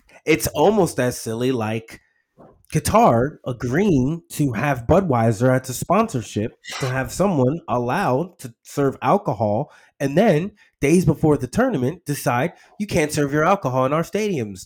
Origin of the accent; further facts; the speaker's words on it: United States; I, as an American, and actually I'm a minority